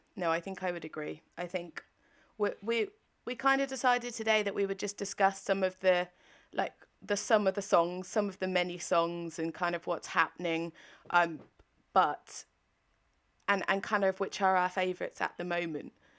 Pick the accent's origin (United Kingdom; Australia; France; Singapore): United Kingdom; England; as an English person